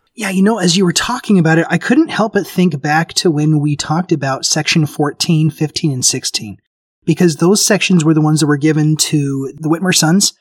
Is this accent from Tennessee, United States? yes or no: yes; Memphis, Tennessee, United States; I grew up in Memphis. Tennessee